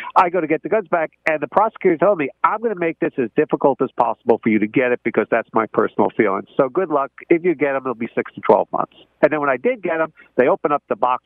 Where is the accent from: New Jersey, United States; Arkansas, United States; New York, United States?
New Jersey, United States; I'm not a farmer. I'm from New Jersey.